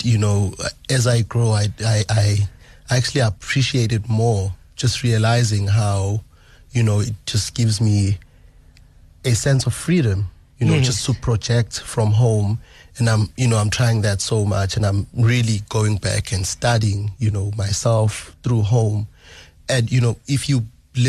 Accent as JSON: {"language": "English", "town": "Durban", "region": "KwaZulu-Natal", "country": "South Africa", "tie": "born or raised there", "also_born_or_lived": "Nongoma, KwaZulu-Natal", "said": "I grew up in Umlazi Township, so I was exposed to a lot of musics"}